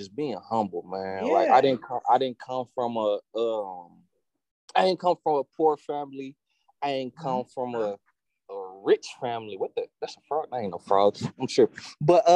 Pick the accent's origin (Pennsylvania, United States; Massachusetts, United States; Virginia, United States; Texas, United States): Texas, United States; Austin; growing up in Austin